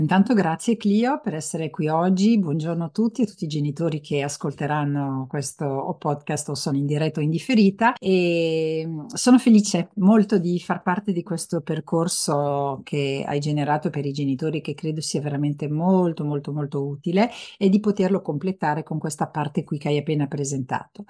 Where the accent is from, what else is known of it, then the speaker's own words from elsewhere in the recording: France; moved away; io sono nata in Francia